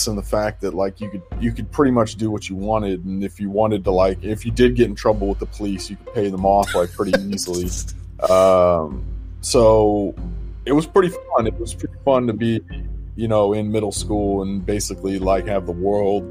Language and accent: English; Moscow, Russia; also born or lived in Kansas / Detroit / Virginia; now in Boston, United States; I grew up in Russia, Moscow, Russia, and I started making music when I was 16